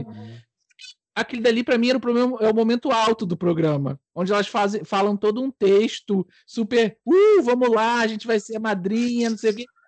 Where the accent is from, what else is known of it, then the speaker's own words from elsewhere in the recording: Brazil; now in Portugal; Enquanto brasileiro